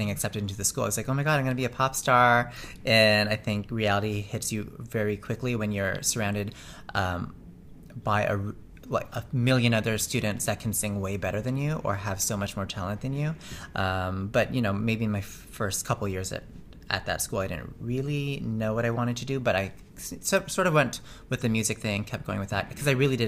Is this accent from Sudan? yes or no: no; Toronto, Ontario, Canada; I was born here in Toronto, and I grew up here in Toronto